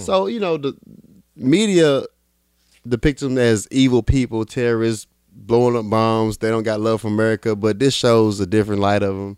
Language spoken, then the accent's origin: English; New York City, New York, United States; I'm from Brooklyn